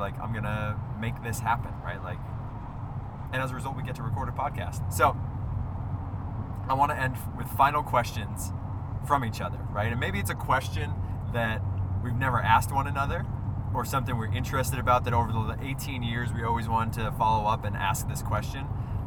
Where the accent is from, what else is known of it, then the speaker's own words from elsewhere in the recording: Northeast, United States; I grew up in the Northeast.